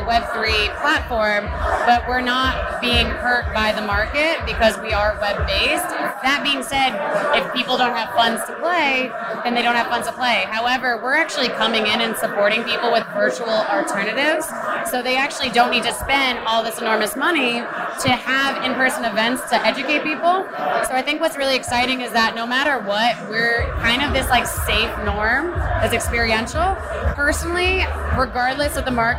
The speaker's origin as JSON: {"language": "English", "town": "New York City", "region": "New York", "country": "United States", "said": "I'm from New York"}